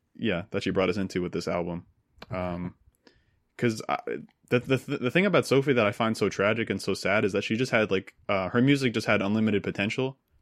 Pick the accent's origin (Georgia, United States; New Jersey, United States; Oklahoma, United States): New Jersey, United States; I grew up in New Jersey